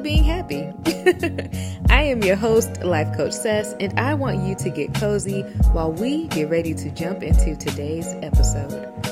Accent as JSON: {"language": "English", "town": "Miami", "region": "Florida", "country": "United States", "tie": "born or raised there", "also_born_or_lived": "Tuskegee, Alabama / Orlando, Florida", "said": "growing up in such a beautiful melting pot as Miami"}